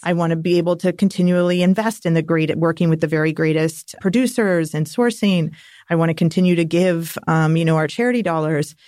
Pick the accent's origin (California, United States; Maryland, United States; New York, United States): California, United States; Napa Valley; growing up in Napa Valley.